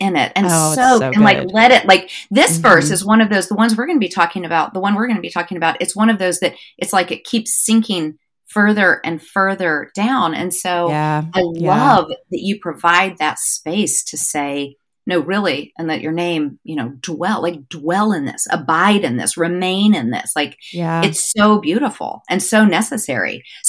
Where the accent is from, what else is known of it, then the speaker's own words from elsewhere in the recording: Wichita, Kansas, United States; now in North Georgia, United States; I grew up in Kansas.